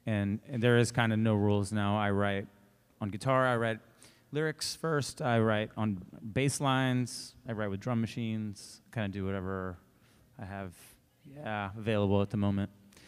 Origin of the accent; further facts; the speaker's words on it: Texas, United States; Well, Austin, one, because I always, growing up in Texas and playing rock and roll, you always kind of I mean, Austin rules.